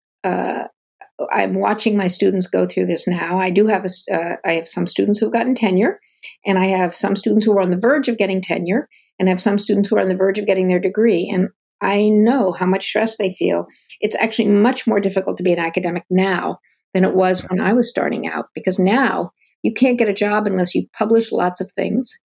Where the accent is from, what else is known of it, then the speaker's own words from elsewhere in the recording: Ann Arbor, Michigan, United States; also born or lived in Durham, North Carolina; I grew up in Ann Arbor, Michigan, and before that, Durham, North Carolina